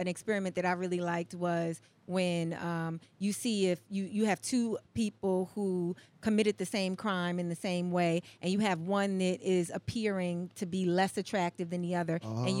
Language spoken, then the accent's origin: English; New York City, New York, United States; also born or lived in Brooklyn; I was born in Brooklyn, but I grew up in Harlem. I moved to Harlem when I was like 5.